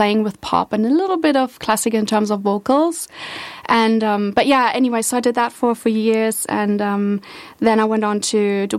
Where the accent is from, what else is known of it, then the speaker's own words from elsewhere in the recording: Berlin, Germany; I grew up in Berlin